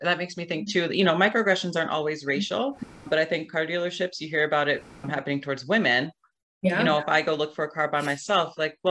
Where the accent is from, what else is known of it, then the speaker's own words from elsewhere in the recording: Missouri, United States; because I'm brown and I went to a place for vacation that brown people live, I must be from there. Like, why don't you think I'm from Missouri? Because I am.